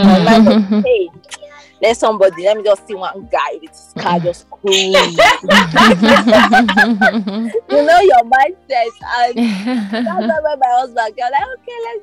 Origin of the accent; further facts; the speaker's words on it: Abuja, Federal Capital Territory, Nigeria; We grew up in Abuja, went to the University of Abuja.